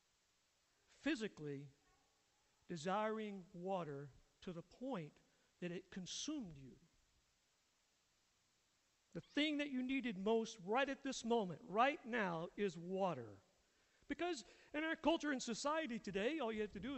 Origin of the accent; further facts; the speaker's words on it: Atlanta, Georgia, United States; moved away as an adult; now in Rainier, United States; I'm from the state of Georgia. I grew up in Atlanta.